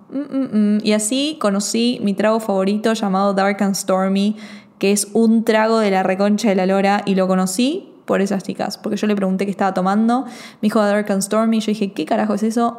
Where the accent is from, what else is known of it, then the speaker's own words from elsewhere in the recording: Argentina; soy argentina